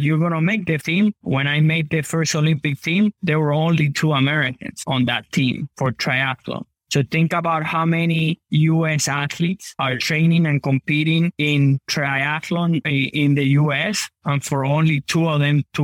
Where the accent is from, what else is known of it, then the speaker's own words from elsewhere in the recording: Havana, Cuba; now in United States; I was born in Cuba.